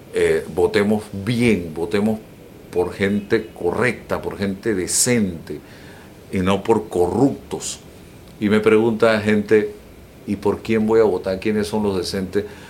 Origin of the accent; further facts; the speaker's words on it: Panama; como panameño y como periodista